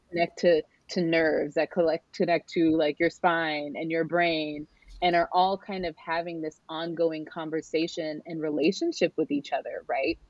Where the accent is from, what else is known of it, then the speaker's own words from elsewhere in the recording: San Diego County, California, United States; also born or lived in Norfolk, Virginia; now in Northern Virginia, United States; I was raised in the land of the Kumeyaay, um, which is now what we refer to as uh, San Diego County